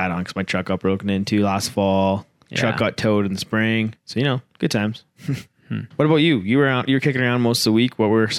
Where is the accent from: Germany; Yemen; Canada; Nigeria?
Canada; Saskatchewan; We are both from Saskatchewan